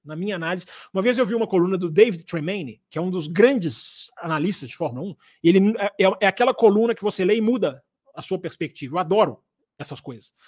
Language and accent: Portuguese; Brazil; nós somos brasileiros